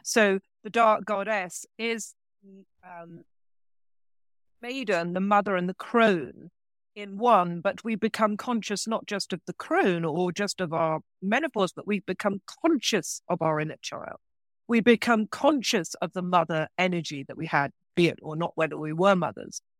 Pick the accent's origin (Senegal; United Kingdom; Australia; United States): United Kingdom; England; moved away; also born or lived in France; I actually was born in England, but I, I spent twenty-five years in France, in rural France